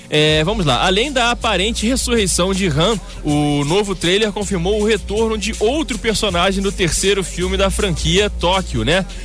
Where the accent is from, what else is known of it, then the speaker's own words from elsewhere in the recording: Rio de Janeiro, Brazil; Eu sou, da, eu sou da Barra Raiz, é essa história mesmo que eu contei.